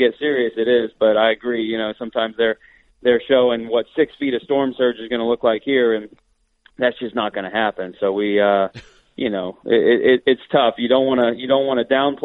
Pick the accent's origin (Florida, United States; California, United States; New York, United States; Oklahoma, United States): Florida, United States; Orlando; moved away; also born or lived in Colorado; I grew up in Orlando